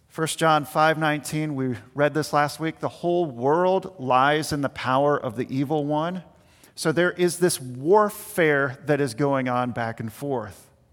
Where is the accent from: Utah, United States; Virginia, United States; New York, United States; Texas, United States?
Virginia, United States; Richmond; the house that we had growing up in Richmond, Virginia